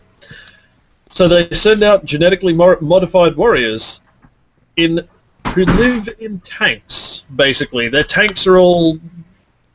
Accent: Queensland, Australia; I'm Australian. I'm from Queensland

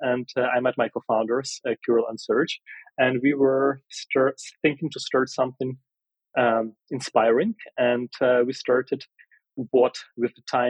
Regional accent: Ukraine; Oh, yeah, I was born in Ukraine in a small city.

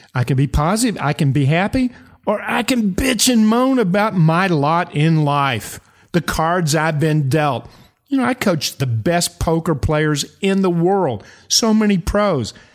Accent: eastern Kentucky, United States; I'm from eastern Kentucky

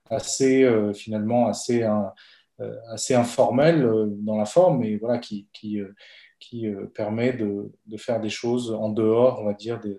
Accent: Bolivia; now in France; Donc, euh … j'ai fait de l'économie

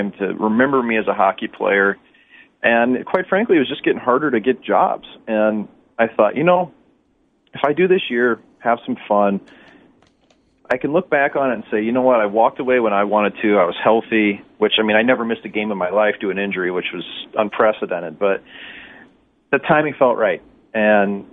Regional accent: St. Louis, Missouri, United States; former teammates of mine win the Cup like that in my hometown

